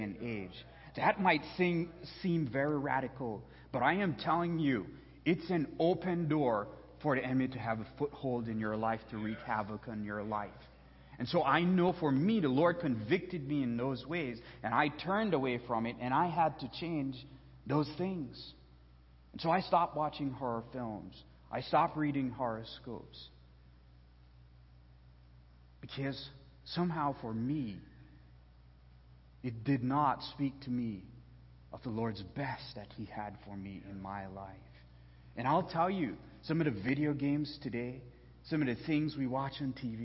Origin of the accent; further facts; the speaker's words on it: Belize; moved away; There's only one theater where I was born and raised back in Belize